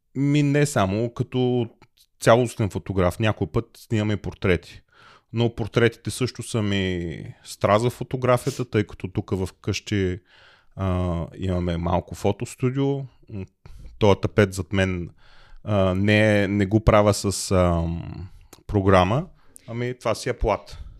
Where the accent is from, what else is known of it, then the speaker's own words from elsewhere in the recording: Plovdiv, Plovdiv Province, Bulgaria; moved away as an adult; also born or lived in Smolyan; now in Germany; аз съм от Пловдив